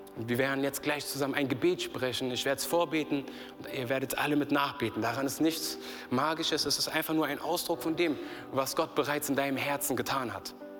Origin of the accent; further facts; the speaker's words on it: Berlin, Germany; ich bin in Berlin groß geworden